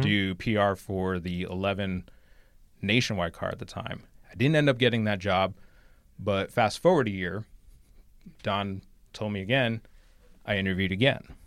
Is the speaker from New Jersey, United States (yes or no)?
yes; High Bridge, New Jersey, United States; I grew up in New Jersey, exit eighteen